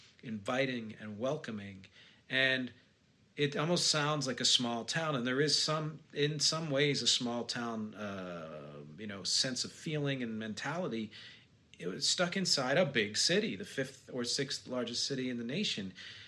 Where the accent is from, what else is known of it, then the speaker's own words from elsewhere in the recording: Philadelphia, Pennsylvania, United States; So yes, I'm from Philly. I was born there. I lived there a while, and I lived in the area for a couple of decades. Grew up there.